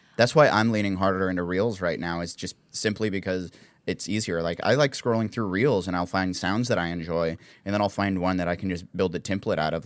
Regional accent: the South, United States; accent: southern

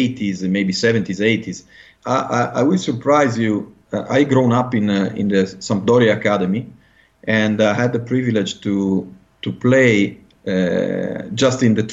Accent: Genoa, Liguria, Italy; English is a second language; in my hometown, Genoa

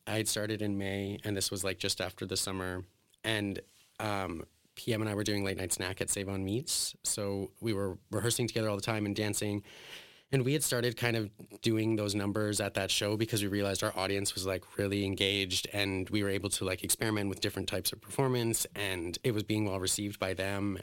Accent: Alberta, Canada; when I was a kid, I grew up in like a very white suburban town. It was like an oil town in Alberta

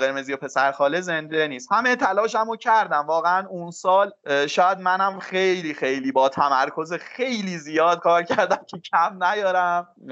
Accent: Mahallat, Markazi, Iran; also born or lived in Tehran; من خودم هم تو محلات بزرگ شدم البته متولد تهرانم ولی از اصالتا محلاتی هم تو محلات بزرگ شدم

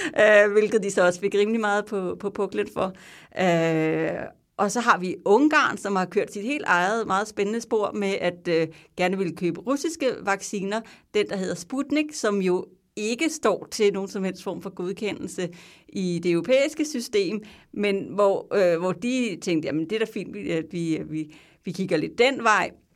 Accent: Denmark; now in Belgium; man sidder der som dansker

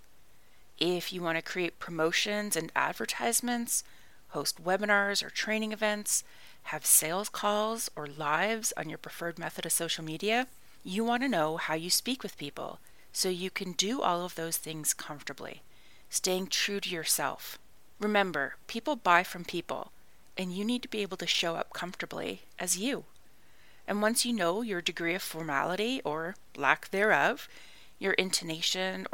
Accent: Canada; moved away as an adult; also born or lived in Ireland; I am Canadian

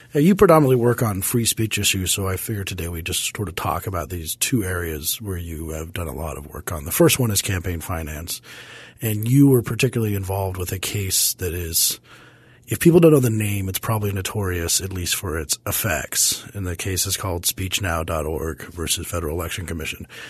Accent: Parker, Colorado, United States; my hometown of Parker, Colorado

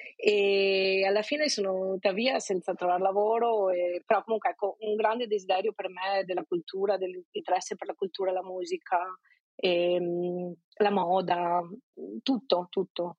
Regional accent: province of Venice, Veneto, Italy; moved away as an adult; also born or lived in England / London / South Africa; now in Lisbon, Portugal; sono veneta, vengo da un piccolo paesino nella provincia di Venezia, nella pianura padana.

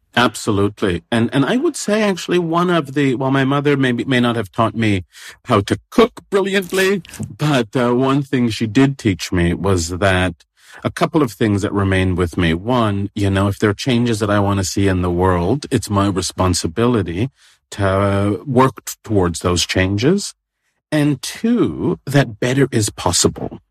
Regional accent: Toronto, Ontario, Canada; moved away; I grew up in Toronto

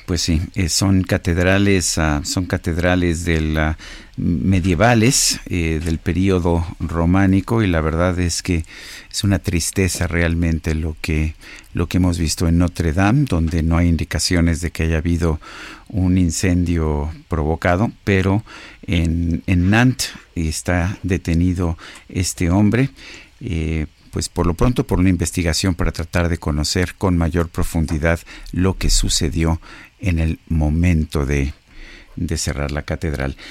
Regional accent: Mexico

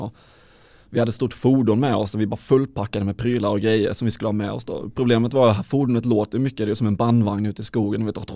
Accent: Halmstad, Halland County, Sweden; moved away as an adult; also born or lived in Luleå; jag är från Halmstad från början

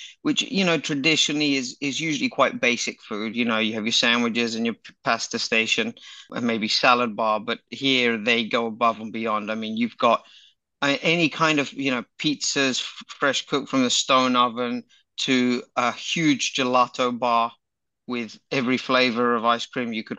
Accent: England, United Kingdom; being English

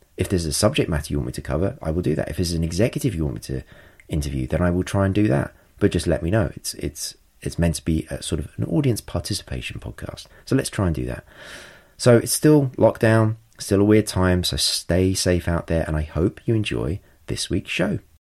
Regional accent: England, United Kingdom; I'm English

